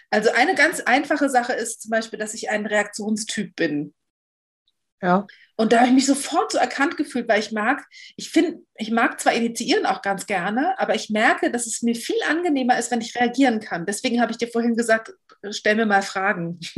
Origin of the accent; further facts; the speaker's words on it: Berlin, Germany; Also ich bin, ich komme aus Berlin.